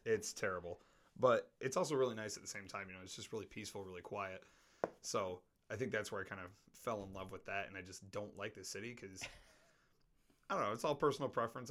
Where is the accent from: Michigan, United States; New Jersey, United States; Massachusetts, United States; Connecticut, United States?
Michigan, United States; Traverse City; moved away as an adult; I stayed in that same town that I grew up in my entire life, all you know, 20 years until I joined the military